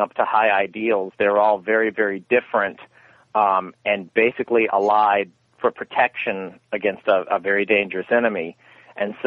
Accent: the South, United States; I'm from the South

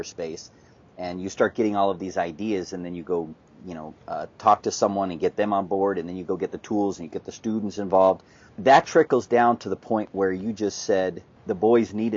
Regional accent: North Carolina, United States; I grew up in North Carolina

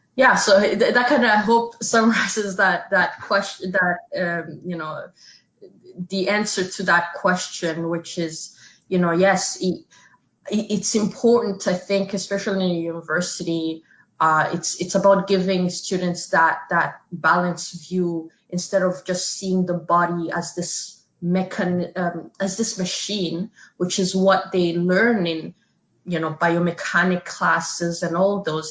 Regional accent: Canada; us being Canadian

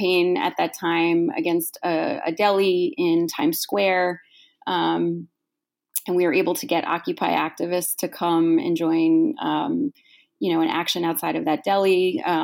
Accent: New York, United States; I grew up in New York and I've been an organizer in New York for many, many years

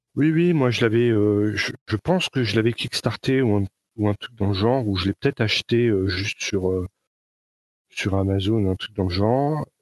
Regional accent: France; accent: Frenchy; mon accent Frenchy

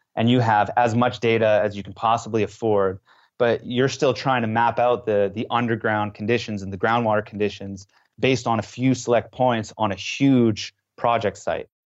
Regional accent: West Coast of Canada, Canada; moved away as an adult; now in France; I was from the English side on the West Coast, I was not fluent in French

